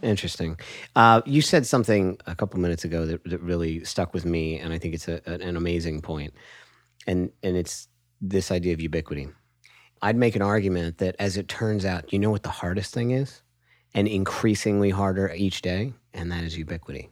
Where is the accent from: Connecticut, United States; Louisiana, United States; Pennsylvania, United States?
Pennsylvania, United States; Hershey; I was born in Hershey, Pennsylvania